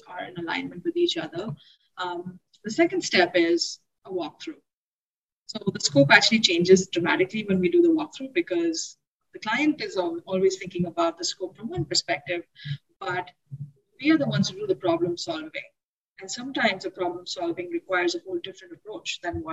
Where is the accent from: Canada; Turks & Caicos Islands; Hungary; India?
India; now in Boston, United States; I'm actually from India, worked in several other places, but then finally landed in Boston, where I started my studio